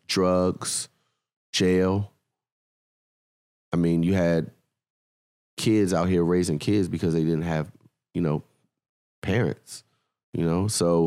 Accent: Washington, District of Columbia, United States; well, where are you from? I'm like, oh, I'm from DC.

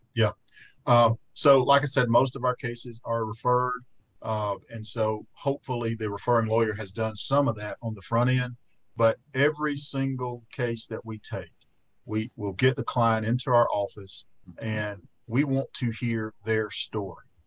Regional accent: Fayette, Alabama, United States; I spent so much time in my hometown over the last year

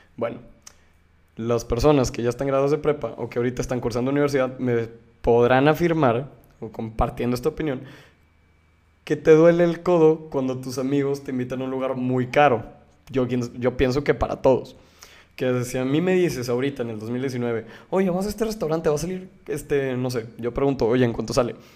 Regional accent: Mexico; Como mexicanos

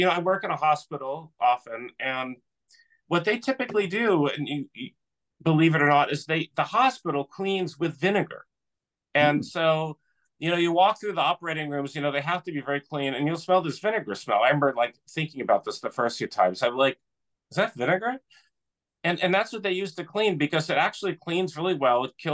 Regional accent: California, United States; moved away; I'm originally from California

